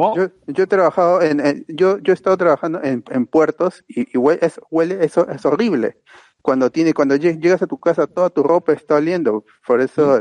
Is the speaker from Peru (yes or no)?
yes; Lima, Peru; la mayoría, bueno, casi la mayoría somos de, de Lima Norte